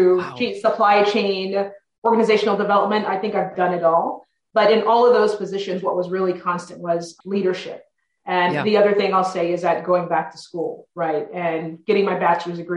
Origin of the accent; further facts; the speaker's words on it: South Texas, United States; I am a native Texan and I'm from South Texas. So about 6 hours from Dallas, a small town called Ropestown, Texas